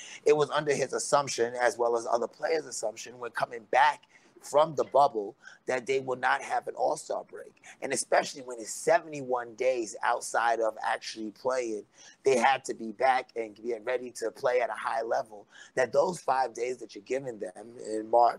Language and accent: English; East Coast, United States; moved away; I know I grew up on the East.